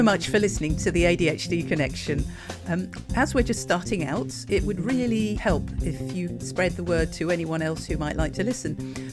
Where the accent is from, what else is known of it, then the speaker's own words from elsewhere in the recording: United Kingdom; Look at me being British